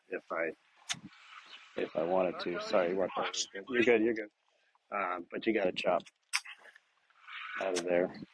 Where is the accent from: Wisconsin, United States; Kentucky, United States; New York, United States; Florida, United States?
Wisconsin, United States; Sheboygan; We're from Sheboygan.